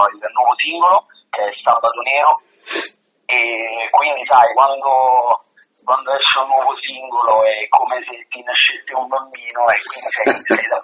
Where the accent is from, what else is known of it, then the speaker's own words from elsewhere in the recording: Caserta, Campania, Italy; born there; Siamo proprio a Caserta, Caserta.